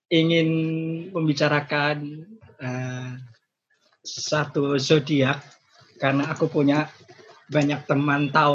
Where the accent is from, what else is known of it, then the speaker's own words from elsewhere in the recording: Semarang, Central Java, Indonesia; Mungkin pun kamu gak inget kalau aku orang Semarang loh.